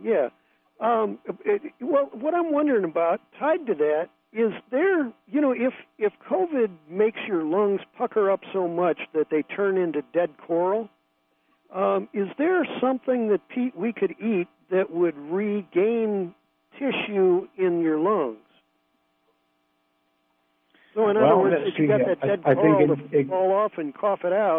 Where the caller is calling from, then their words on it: San Francisco, California, United States; Oh, I'm actually calling you from down in San Francisco.